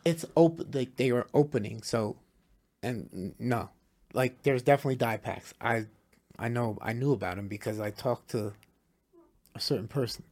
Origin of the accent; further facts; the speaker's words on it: New Jersey, United States; from New Jersey